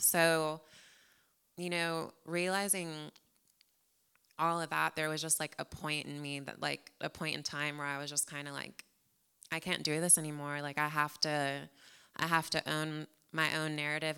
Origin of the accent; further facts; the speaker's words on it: San Antonio, Texas, United States; also born or lived in New Jersey / Corpus Christi; now in Houston, United States; I was born in New Jersey, but I, I wasn't there for long. I was actually raised in San Antonio, so definitely a Texan.